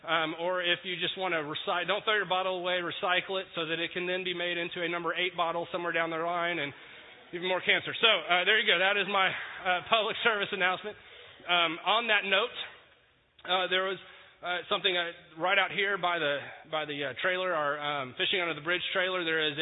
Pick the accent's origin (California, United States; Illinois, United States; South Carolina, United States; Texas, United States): Texas, United States; I'm from Texas. I'm not from here.